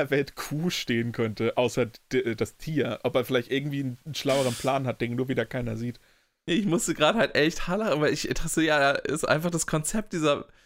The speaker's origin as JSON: {"language": "German", "town": "Hohenfelde", "country": "Germany", "tie": "born or raised there", "said": "in einem Dorf, wo ich aufgewachsen bin, es hat so 800 Einwohner, Hohenfelde."}